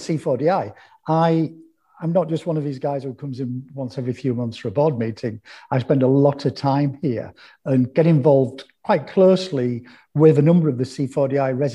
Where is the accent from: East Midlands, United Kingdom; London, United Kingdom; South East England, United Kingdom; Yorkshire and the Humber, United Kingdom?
Yorkshire and the Humber, United Kingdom; Hull; I was born and raised in East Hull.